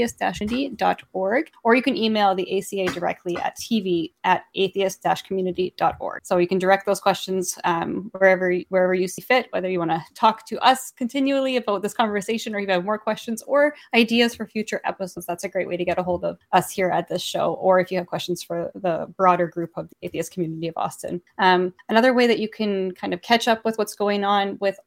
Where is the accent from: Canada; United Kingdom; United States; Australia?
Canada; I say that as a Canadian